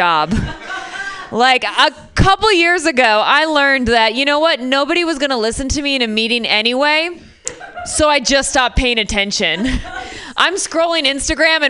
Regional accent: Michigan, United States; I'm from Michigan

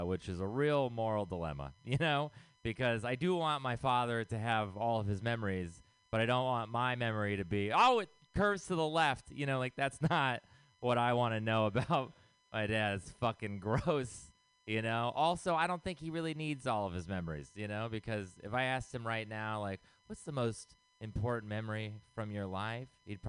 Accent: Texas, United States; now in San Francisco, United States; I am not from here originally. I moved here from Texas. And, you know, being from a place that conservative, I was like, San Francisco is going to be super liberal

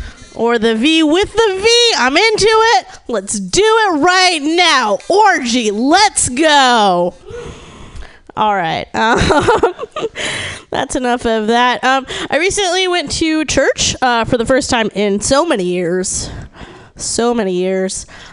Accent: Austin, Texas, United States; I'm from Austin, Texas.

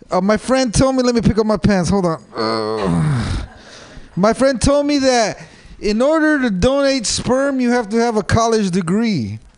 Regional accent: Los Altos, California, United States; You don't recognize my accent? I'm from Los Altos, guys. Los Altos, dude. It's rich, rich area.

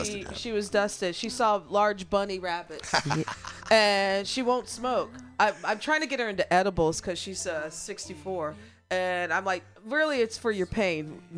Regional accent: Midwest, United States; Okay. I'm from the Midwest.

